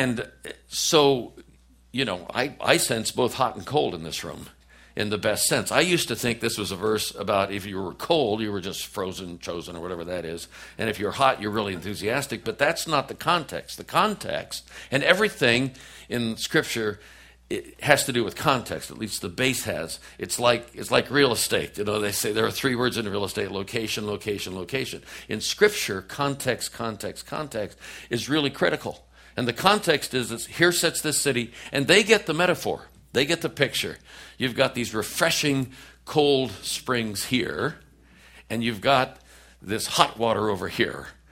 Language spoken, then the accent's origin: English; Oakland, California, United States; moved away as an adult; also born or lived in Washington, D.C.; I'm a kid from East Oakland, California